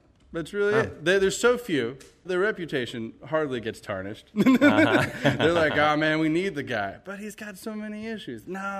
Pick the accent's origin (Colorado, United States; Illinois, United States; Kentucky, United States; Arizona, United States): Kentucky, United States; Berea; I grew up in Berea, Kentucky, south of Lexington. I call this area home still. I've never really left.